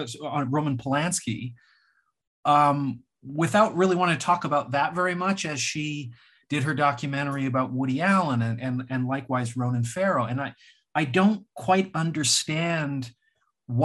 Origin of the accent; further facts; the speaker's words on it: Canada; I'm Canadian.